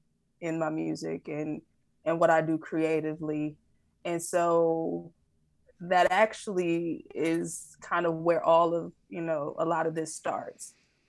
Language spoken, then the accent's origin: English; Detroit, Michigan, United States; now in Los Angeles, United States; I'm originally from Detroit, Michigan.